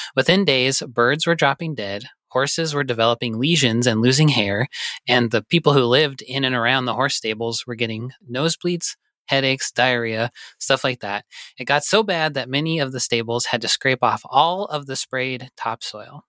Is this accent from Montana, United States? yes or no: yes; Butte, Montana, United States; moved away; I'm from Butte